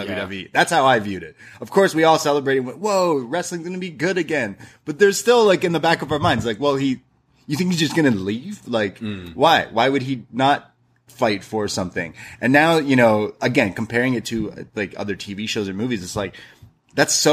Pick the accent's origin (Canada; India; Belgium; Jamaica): Canada; I'm Canadian